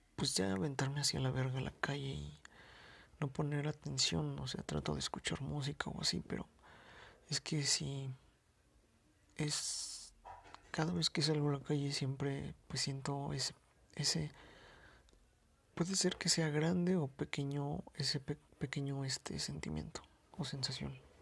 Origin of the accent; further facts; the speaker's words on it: Mexico City, Mexico; soy de la Ciudad de México